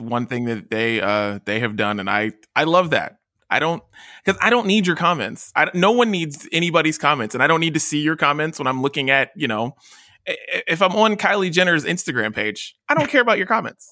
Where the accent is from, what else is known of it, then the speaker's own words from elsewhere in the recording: West Virginia, United States; moved away; I'm from West Virginia. So, like, I lived in the small state.